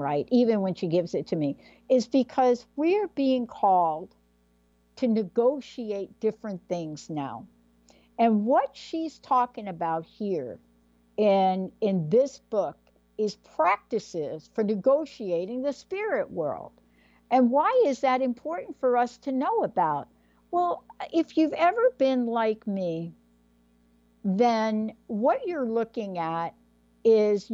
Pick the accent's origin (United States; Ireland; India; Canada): United States; New York City, New York; I'm a girl from the Bronx. As a matter of fact, I'm from District 14 in the Bronx. I went to PS 14.